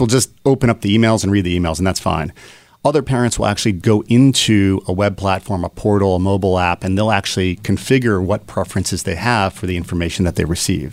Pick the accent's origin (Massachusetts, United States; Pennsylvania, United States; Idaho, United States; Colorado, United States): Pennsylvania, United States; Philadelphia; born and raised in Philadelphia.